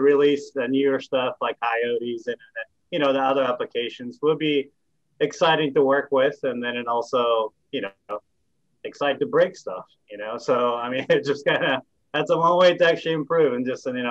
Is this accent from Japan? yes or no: yes; Japan; moved away as an adult; also born or lived in California; now in Tennessee, United States; I'm myself actually from Japan and I grew up in Japan for 18 years